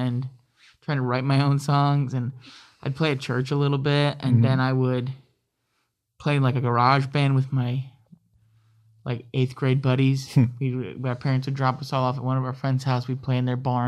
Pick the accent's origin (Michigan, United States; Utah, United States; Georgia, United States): Michigan, United States; Saginaw / Midland; also born or lived in Grand Rapids, Michigan / Kalamazoo, Michigan; I was adopted at 3 weeks old to my family who lived in Saginaw